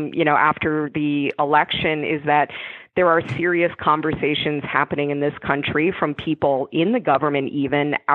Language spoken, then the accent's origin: English; North Clarendon, Vermont, United States; moved away; I grew up in rural Vermont in North Clarendon, which is just outside of Rutland in South Central